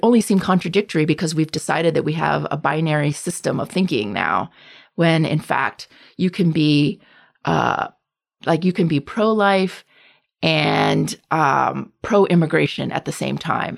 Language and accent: English; the South, United States; I grew up as a half Asian, half white kid in a southern suburb